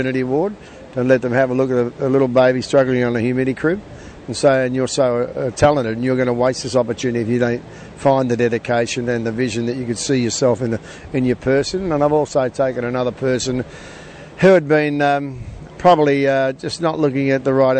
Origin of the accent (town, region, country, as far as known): Australia